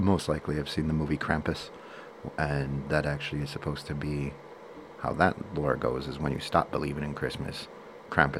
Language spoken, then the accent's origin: English; United States